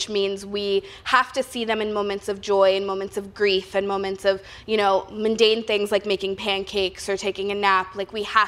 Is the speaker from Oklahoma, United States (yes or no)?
no; Oakland, California, United States; I'm born and raised in Oakland